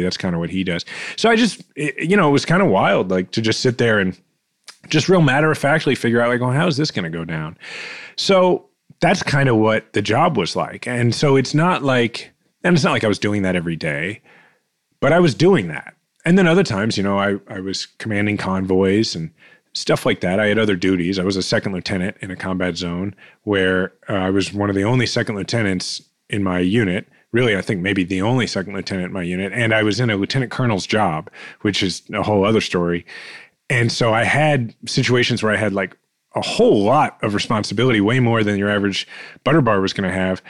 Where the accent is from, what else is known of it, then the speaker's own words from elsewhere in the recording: Kansas City, Missouri, United States; I'm fifth generation Kansas Cityan